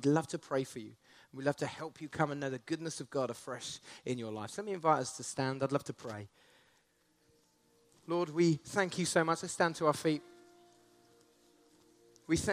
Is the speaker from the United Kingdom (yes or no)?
yes; Essex, East of England, United Kingdom; now in Canterbury, United Kingdom; I grew up in Essex. I now live in Canterbury.